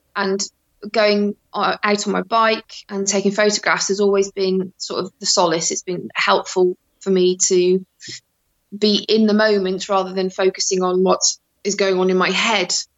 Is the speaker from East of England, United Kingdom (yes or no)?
no; Shrewsbury, West Midlands, United Kingdom; also born or lived in Netherlands; I moved to England when I was seven. So I've been in Shropshire since I was seven and Shrewsbury since I was fourteen.